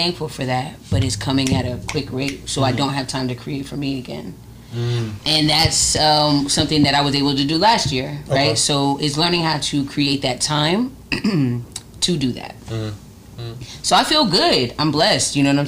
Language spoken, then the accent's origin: English; Atlanta, Georgia, United States; born or raised there; also born or lived in Oakland, California / Connecticut / Texas / Maryland